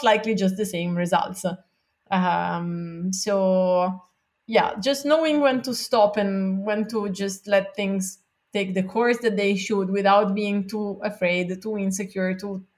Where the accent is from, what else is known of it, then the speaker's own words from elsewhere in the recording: Milan, Lombardy, Italy; moved away as an adult; now in Santa Monica, United States; I grew up in Milan, which is, the second biggest